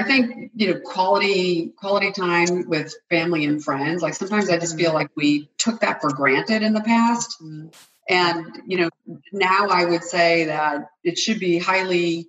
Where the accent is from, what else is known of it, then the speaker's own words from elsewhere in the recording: New England, United States; I'm born and raised in New England